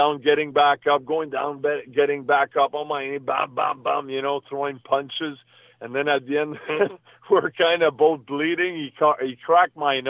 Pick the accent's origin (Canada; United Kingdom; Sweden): Canada; also born or lived in New York, United States; I was born in New York, but I moved back in Canada when I was maybe 10, 12 months old. So I was still a baby, you know. So when I was 4 years old, I basically started playing hockey